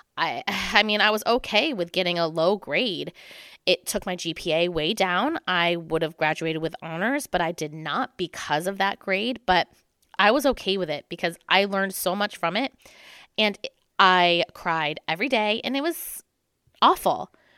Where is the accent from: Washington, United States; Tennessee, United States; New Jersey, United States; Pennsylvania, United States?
New Jersey, United States; moved away as an adult; also born or lived in New York City; growing up in New Jersey